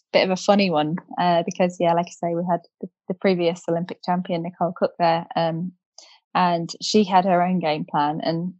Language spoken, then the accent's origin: English; United Kingdom; I think it was just a phenomenal experience as a British rider with British crowds, British weather.